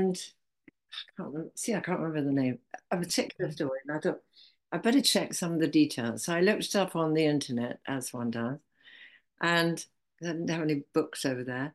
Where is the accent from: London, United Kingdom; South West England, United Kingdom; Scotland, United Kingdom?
South West England, United Kingdom; Zennor; I come from Zena